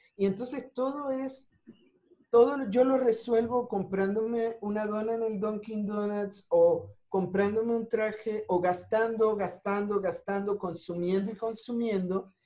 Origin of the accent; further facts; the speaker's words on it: Ponce, Puerto Rico; moved away as an adult; also born or lived in New York; now in Mexico; soy de Ponce